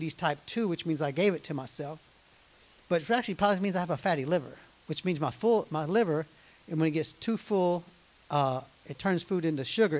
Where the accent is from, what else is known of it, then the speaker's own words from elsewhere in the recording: United States; I grew up in America.